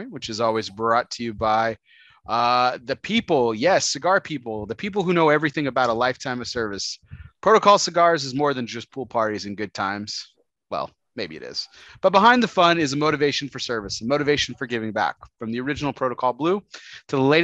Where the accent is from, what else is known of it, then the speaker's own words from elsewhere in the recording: El Paso, Texas, United States; moved away; I grew up in El Paso